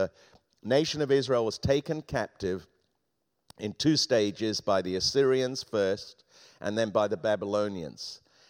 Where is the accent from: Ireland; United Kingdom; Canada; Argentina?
United Kingdom; England; We used to have a parrot, an African grey parrot, when I was growing up in England.